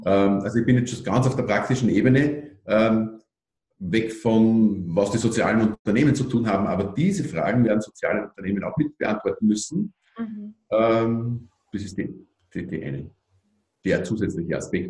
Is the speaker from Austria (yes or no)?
yes; Austria; bei uns in Österreich